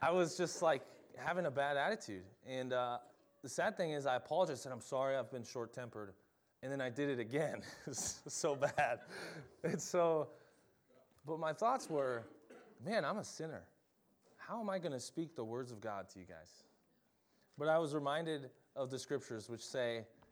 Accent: Minnesota, United States; I'm from Minnesota

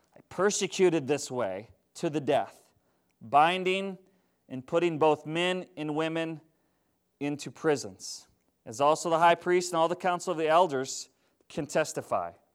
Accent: Minnesota, United States; now in Wisconsin, United States; I grew up in Minnesota.

